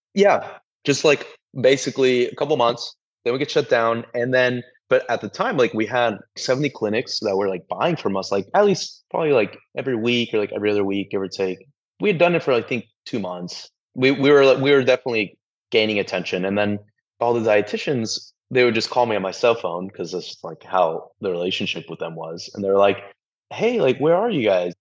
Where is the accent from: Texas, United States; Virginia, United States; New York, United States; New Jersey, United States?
Texas, United States; San Antonio; we are both from San Antonio, Texas